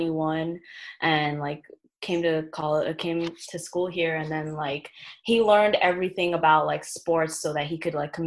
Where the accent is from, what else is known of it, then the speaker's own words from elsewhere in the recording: New York, United States; also born or lived in Chicago, Illinois; I was born in Chicago and I moved to New York in the first grade